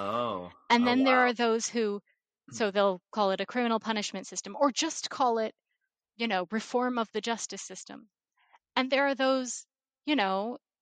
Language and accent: English; Ohio, United States; now in Virginia, United States; I grew up in Ohio